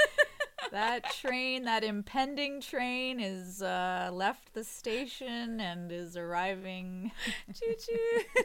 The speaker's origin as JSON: {"language": "English", "country": "United States", "said": "having half English family now and being American"}